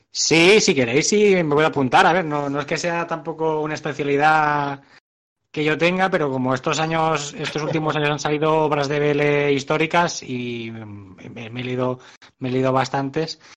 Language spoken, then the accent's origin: Spanish; Barcelona, Catalonia, Spain; soy, soy de Barcelona o cerquita de Barcelona